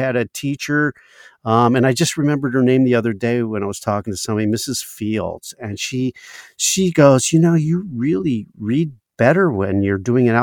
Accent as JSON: {"language": "English", "region": "Maryland", "country": "United States", "tie": "born or raised there", "moved": "yes", "said": "back in Maryland where I grew up"}